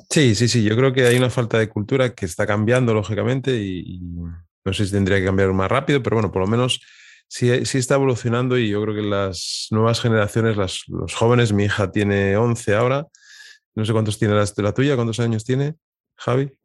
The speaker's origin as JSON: {"language": "Spanish", "town": "Piedras Blancas", "region": "Asturias", "country": "Spain", "tie": "born or raised there", "also_born_or_lived": "Avilés", "said": "yo también soy de Avilés, yo soy nacido también ahí y criado en Piedras Blancas"}